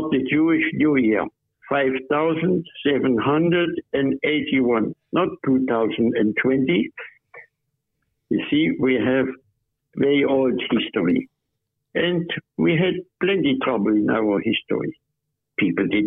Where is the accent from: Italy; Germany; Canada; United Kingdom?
Germany; now in Australia; I used to be German. Now I'm Australian